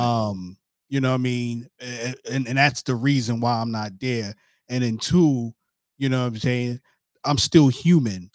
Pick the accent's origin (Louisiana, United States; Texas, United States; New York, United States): New York, United States; New York City; I'm from New York too